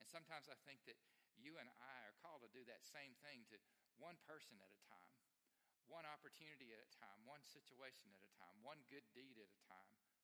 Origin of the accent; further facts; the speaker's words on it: Alabama, United States; I grew up in Alabama